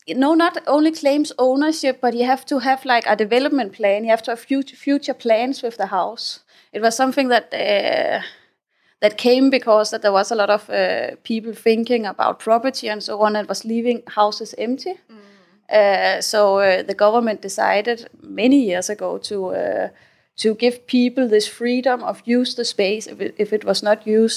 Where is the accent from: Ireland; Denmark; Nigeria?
Denmark; moved away as an adult; also born or lived in Spain / South America; now in Thailand; I come from uh, Denmark. I grew up in the Danish countryside.